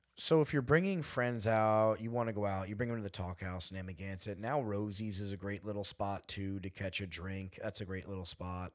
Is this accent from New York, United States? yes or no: yes; East Hampton, New York, United States; I'm from literally here